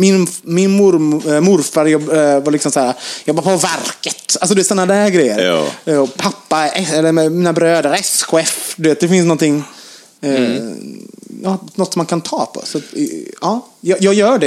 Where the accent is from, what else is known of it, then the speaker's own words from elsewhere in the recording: Gothenburg, Västra Götaland, Sweden; now in Stockholm, Sweden; jag kommer från Göteborg.